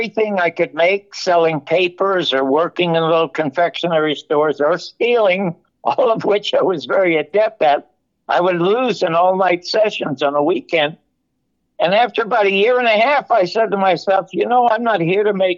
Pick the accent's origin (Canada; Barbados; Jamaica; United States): Canada; Toronto, Ontario; I was born in the Salvation Army Charity Ward in Toronto, Canada